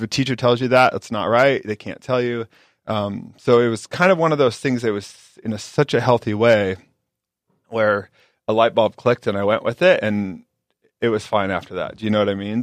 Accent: Carroll, Iowa, United States; moved away; originally I'm from Carroll, Iowa. Small town, um, ten thousand people

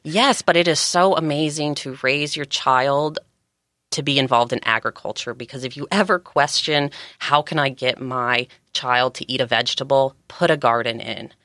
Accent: Georgia, United States; also born or lived in California; now in San Diego County, United States; I was raised in Georgia. I came out to California about thirteen years ago

